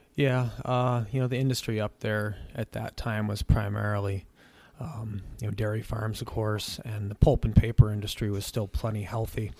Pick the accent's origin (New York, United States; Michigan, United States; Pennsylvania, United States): New York, United States; Gregg; also born or lived in Medina, New York / Lambertville, New Jersey; the place that'll always be home to me, which is the Southwest Adirondacks. I grew up in the town of Gregg